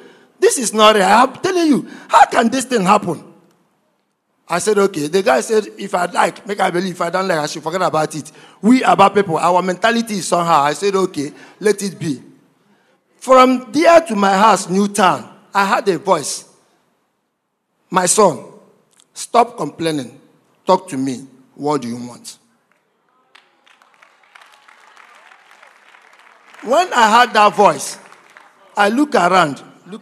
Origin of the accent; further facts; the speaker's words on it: Aba, Abia, Nigeria; moved away; also born or lived in Imo State; I'm from Imo State, but I was grown up and brought up in Abia State. I was born and grown up in Abia State. In Abia State, precisely in Aba